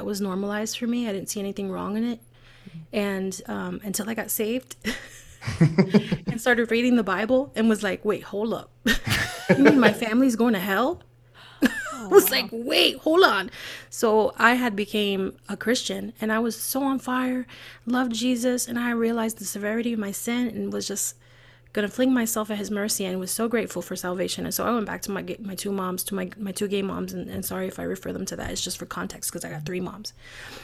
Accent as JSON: {"language": "English", "town": "New York City", "region": "New York", "country": "United States", "tie": "born or raised there", "said": "I'm born and raised in the Bronx"}